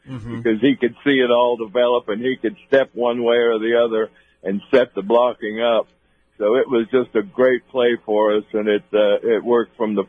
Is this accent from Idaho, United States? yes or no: yes; northern Idaho, United States; I came from Idaho. Right. And played at the University of Idaho and grew up in northern Idaho in a little town of about 3,000 people